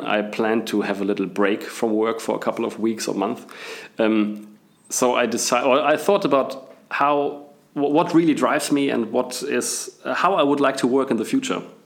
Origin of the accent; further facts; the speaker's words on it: Bielefeld, North Rhine-Westphalia, Germany; English is a second language; moved away as an adult; also born or lived in England / Munich / Australia; I was born and raised in Bielefeld in Germany, so I'm apparently I'm German.